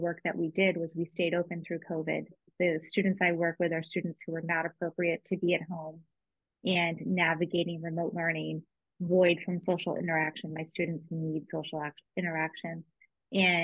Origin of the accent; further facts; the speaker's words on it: Dover, New Hampshire, United States; born and raised in Dover, New Hampshire